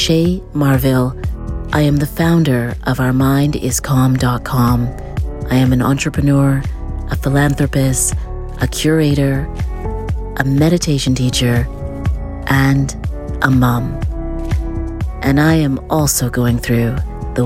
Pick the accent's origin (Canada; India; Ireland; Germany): Canada; as a Canadian